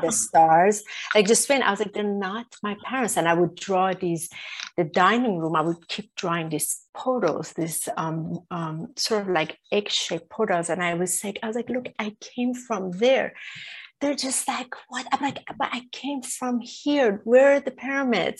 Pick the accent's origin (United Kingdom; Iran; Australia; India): Iran; I was born in Iran.